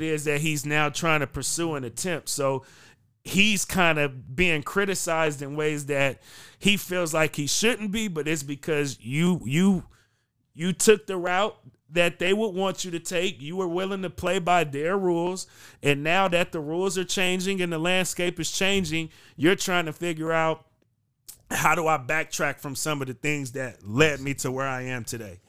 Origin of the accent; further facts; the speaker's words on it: Bay Area, California, United States; moved away as an adult; now in Portland, United States; I'm from the Bay Area